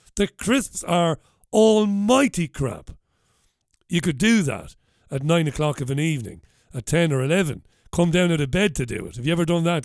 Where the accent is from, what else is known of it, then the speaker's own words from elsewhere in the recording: Waterford, Munster, Ireland; now in Salford, United Kingdom; where I grew up in Ballybeag in Waterford.